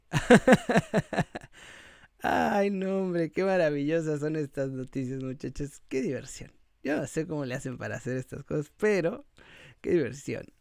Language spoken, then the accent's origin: Spanish; Mexico; yo soy mexicano, eh, pero le voy al Real Madrid.